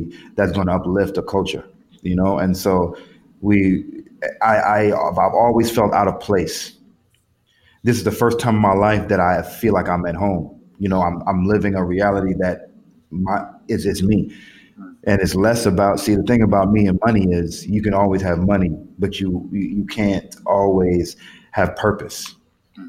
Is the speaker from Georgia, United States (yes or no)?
yes; Atlanta, Georgia, United States; I grew up in Atlanta